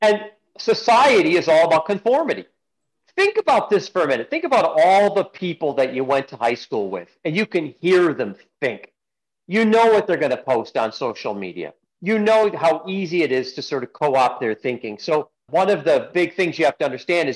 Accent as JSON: {"language": "English", "town": "Kalamazoo", "region": "Michigan", "country": "United States", "tie": "born or raised there", "said": "I grew up in Kalamazoo."}